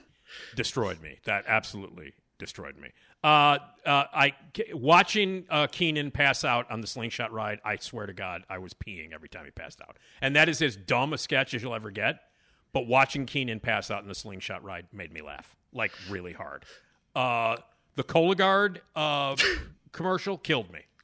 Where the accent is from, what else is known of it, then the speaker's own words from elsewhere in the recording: Chicago, Illinois, United States; I'm from Chicago